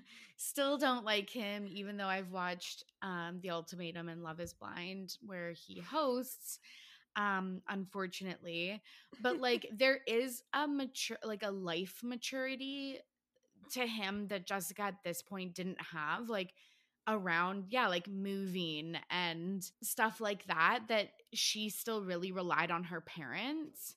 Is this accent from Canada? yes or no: yes; Canada; I'm from Canada